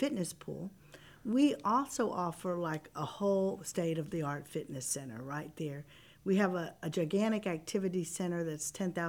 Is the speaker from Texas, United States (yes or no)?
yes; The Woodlands, Texas, United States; I'm actually from the Woodlands. {S0} Really? {S1} Yes, I grew up in the Woodlands area.